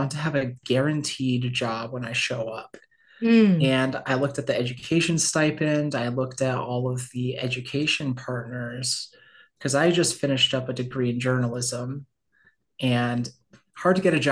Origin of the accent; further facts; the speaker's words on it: Connecticut, United States; moved away as an adult; also born or lived in Milwaukee; I grew up in Connecticut